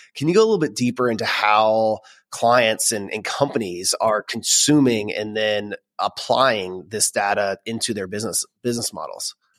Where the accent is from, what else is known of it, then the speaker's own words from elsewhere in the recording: Florida, United States; now in Dallas, United States; I grew up in Florida